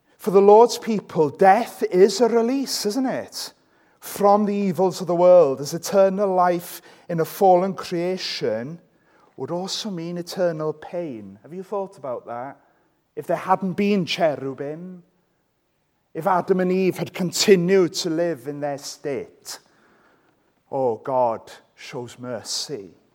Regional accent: Welsh, Wales, United Kingdom; I'm Welsh

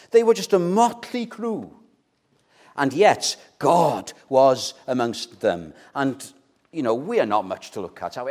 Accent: North Wales, United Kingdom; I'm from North Wales

